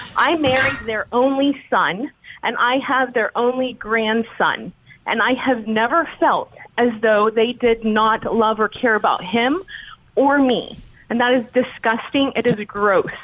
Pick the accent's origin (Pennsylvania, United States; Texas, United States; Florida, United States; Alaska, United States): Texas, United States; I'm from Texas